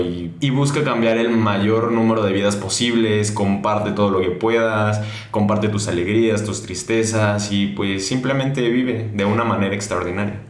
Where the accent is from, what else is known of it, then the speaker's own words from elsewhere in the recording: Mexico; nosotros como mexicanos